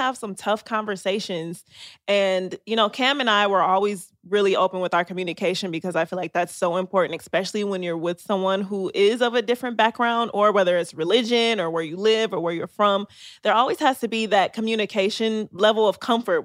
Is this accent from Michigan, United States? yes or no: yes; Detroit, Michigan, United States; I am from Detroit